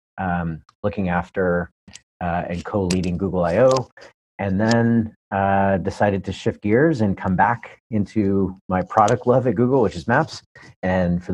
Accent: Southern Ontario, Canada; moved away as an adult; now in Palo Alto, United States; I hail from Southern Ontario, Canada, originally from Canada

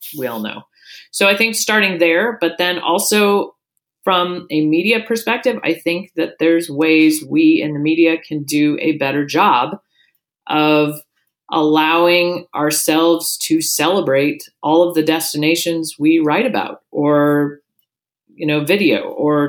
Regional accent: Seattle, Washington, United States; moved away as an adult; now in Anchorage, United States; I grew up down in Seattle

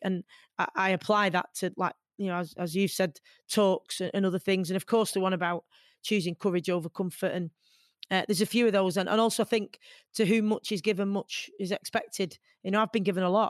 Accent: Manchester, North West England, United Kingdom; as a Mancunian

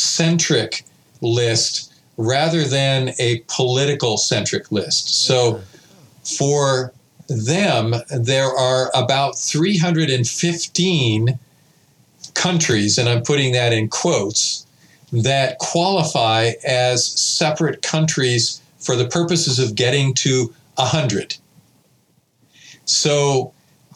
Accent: Pasadena, California, United States; I was born in Pasadena

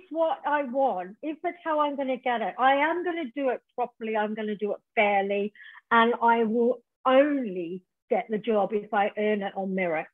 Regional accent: Tasmania, Australia; moved away as an adult; now in England, United Kingdom; originally I'm from Tasmania, Australia, and I came to England in the late 80s

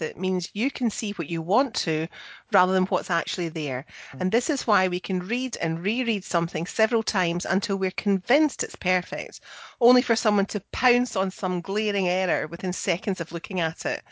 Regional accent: Scotland, United Kingdom; I'm the Scottish one

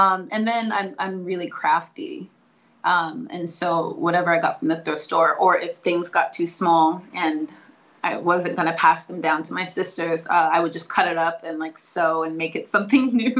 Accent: Seattle, Washington, United States; I'm from Seattle.

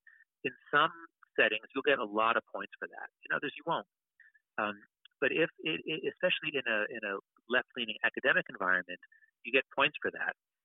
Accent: United States; I grew up in America during the crime wave.

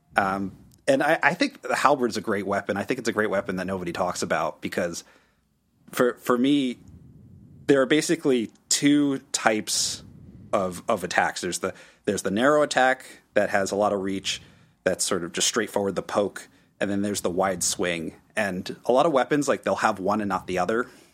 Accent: Connecticut, United States; moved away as an adult; also born or lived in Washington, D.C. area; I'm originally from Connecticut

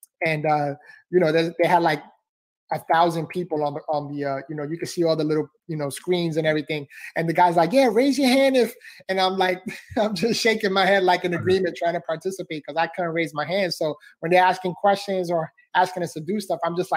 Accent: New York City, New York, United States; I was born and raised in the Bronx, New York.

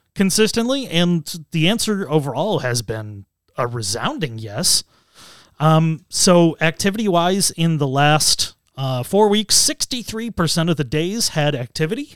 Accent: United States; being American

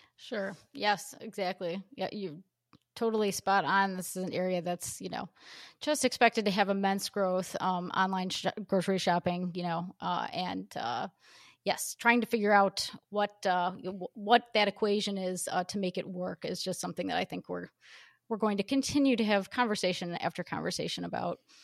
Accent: United States; also born or lived in Illinois; we paltry Americans

